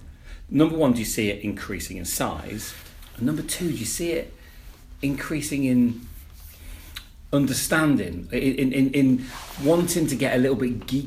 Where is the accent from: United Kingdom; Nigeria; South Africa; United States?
United Kingdom; also born or lived in Leicester; I mean, I grew up in Coventry. I grew up between Coventry and Leicester.